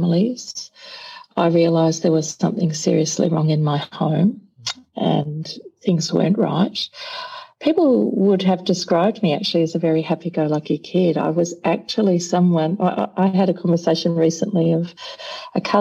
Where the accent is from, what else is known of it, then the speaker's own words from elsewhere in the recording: Melbourne, Victoria, Australia; I was born in Sandringham Hospital in Melbourne. So I'm Melbourne born and bred.